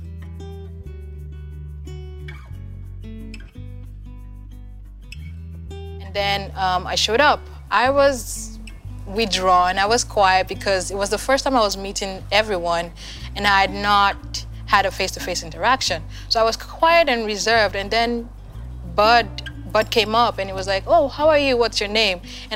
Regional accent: Nigeria; moved away as an adult; now in United States; I'm from Nigeria, and I've been in the U.S. for about 4 years now

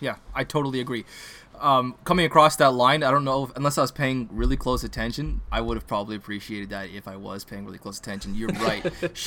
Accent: Canada; I'll say this as a Canadian

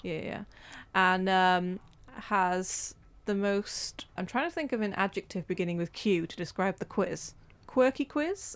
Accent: Wales, United Kingdom; we're Welsh

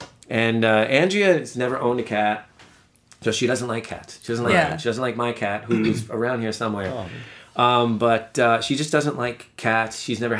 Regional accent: New York City, New York, United States; I was just in Sheepshead Bay, which is the neighborhood I grew up in.

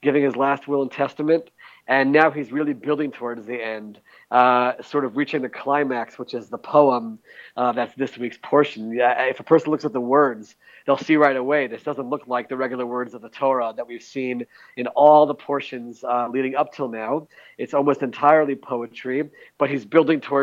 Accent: Maryland, United States; now in Israel; I'm from Maryland

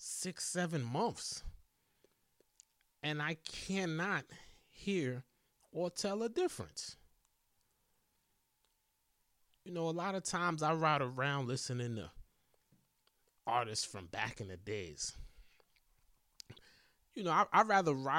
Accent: East Coast, United States; I'm from the East Coast

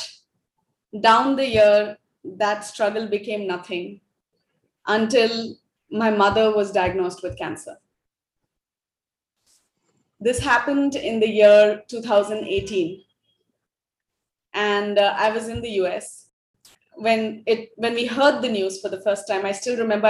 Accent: Ranchi, Jharkhand, India; first language Hindi; English is a second language; moved away as an adult; also born or lived in Delhi / Mumbai / Bangalore / United States; I'm from India, born and raised in Ranchi

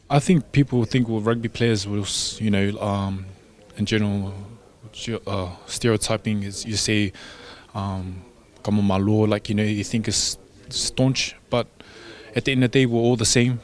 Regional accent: Samoa; I'm from Mangyangi, Ngofali, Malie, yeah, Moenga

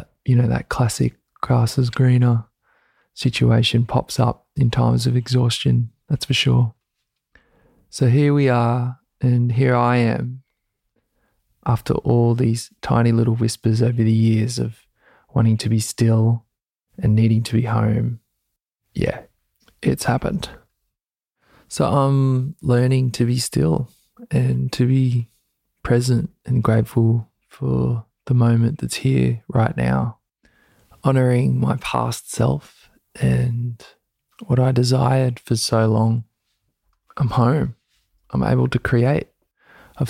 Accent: Gold Coast, Queensland, Australia; moved away as an adult; now in Byron Bay, Australia; I was brought up on the Gold Coast in Queensland, Australia by my Australian father and my Samoan mother

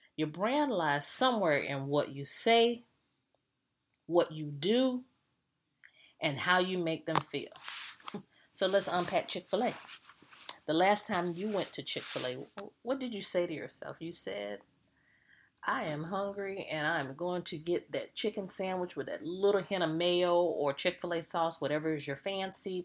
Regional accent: the South, United States; I'm a Southerner.

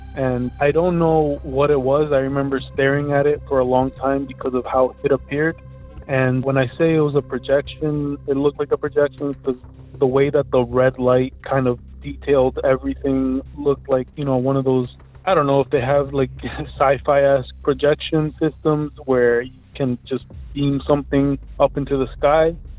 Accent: Elizabeth, New Jersey, United States; I'm from Elizabeth, New Jersey.

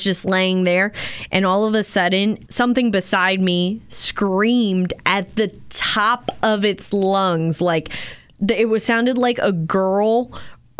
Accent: Maryland, United States; growing up in Maryland

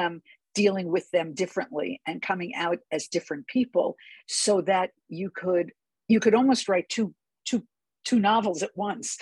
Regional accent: New York City, New York, United States; also born or lived in Boston, Massachusetts; now in Bay Area, United States; I grew up in New York City

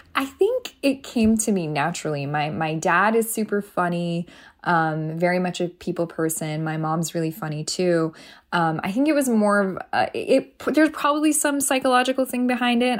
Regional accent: Toronto, Ontario, Canada; born or raised there; moved away as an adult; also born or lived in Iran; now in United States

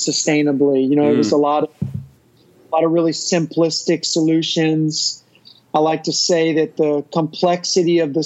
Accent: Texas, United States; my home state of Texas

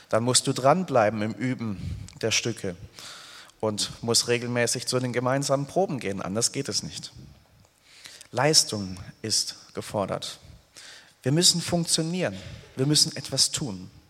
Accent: Hemmingen, Baden-Württemberg, Germany; Ich habe sieben Jahre hinweg in einem Musikverein im Spielmanns- und Fanfarenzug in meinem Heimatort Hemmingen gespielt, Querflöte gespielt.

